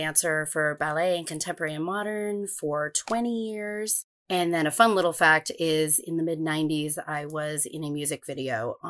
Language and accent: English; Maine, United States; moved away; also born or lived in New York; I'm from Maine. That's actually where I grew up, but I have worked all around the country. I studied in New York at School of American Ballet for a little bit